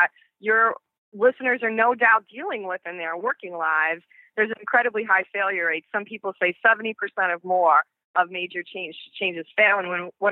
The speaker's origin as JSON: {"language": "English", "area": "Long Island", "region": "New York", "country": "United States", "tie": "born or raised there", "also_born_or_lived": "Detroit, Michigan / Chicagoland, Illinois", "moved": "as an adult", "lives_now": "Chicago, United States", "said": "I grew up in Long Island, New York. So you might sense some kind of an accent"}